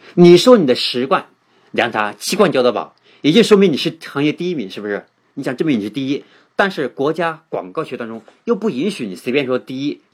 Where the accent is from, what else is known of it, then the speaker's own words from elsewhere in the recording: China; 我们中国人